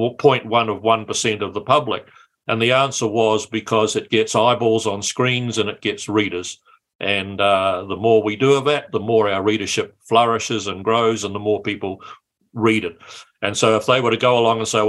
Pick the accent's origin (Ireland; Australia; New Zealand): New Zealand; Matamata, Waikato; I grew up in Matamata and went to Matamata College